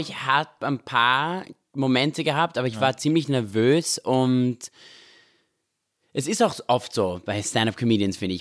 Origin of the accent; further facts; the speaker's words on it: Vienna, Austria; moved away as an adult; also born or lived in Israel; now in Los Angeles, United States; wir sind in Österreich aufgewachsen, in Wien.